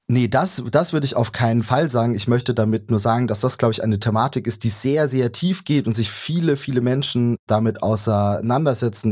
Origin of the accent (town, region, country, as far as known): Saxony, Germany; also born or lived in Leipzig